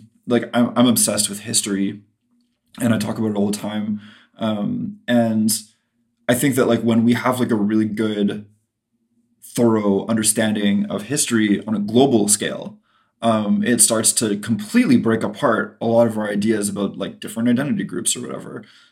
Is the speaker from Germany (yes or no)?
no; Canada; there's two L's in cancelled because we're Canadian